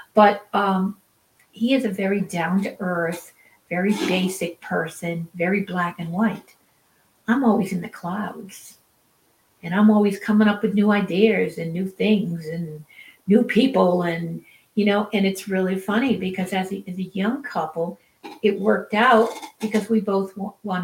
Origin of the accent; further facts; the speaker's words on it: Rhode Island, United States; now in Utah, United States; I was raised in Rhode Island on the ocean